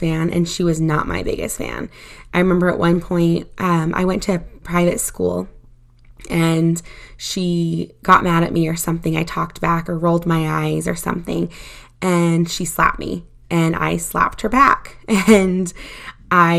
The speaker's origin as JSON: {"language": "English", "region": "Utah", "country": "United States", "tie": "born or raised there", "said": "I was born in Utah to my parents"}